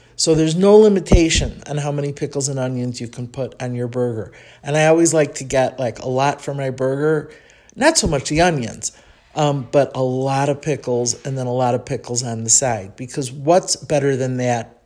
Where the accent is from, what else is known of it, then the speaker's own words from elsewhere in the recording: Chicago, Illinois, United States; accent: Chicago; moved away as an adult; now in Mexico City, Mexico; that's my Chicago accent coming out in the Spanish